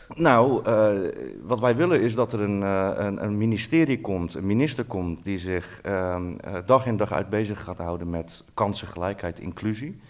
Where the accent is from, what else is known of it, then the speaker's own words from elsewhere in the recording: Netherlands; wij als Nederlanders